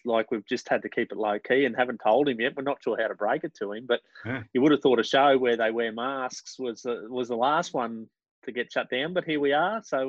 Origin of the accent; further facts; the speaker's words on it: Queensland, Australia; accent: Queensland; my Queensland accent.